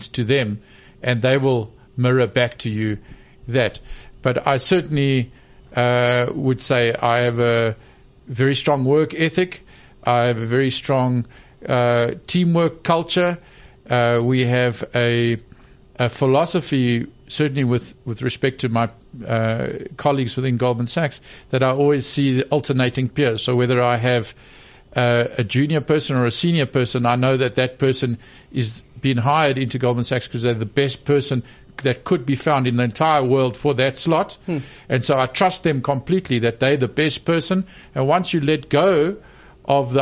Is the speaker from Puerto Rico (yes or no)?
no; South Africa; I was born 1962 in South Africa and, you know, into a deeply unequal society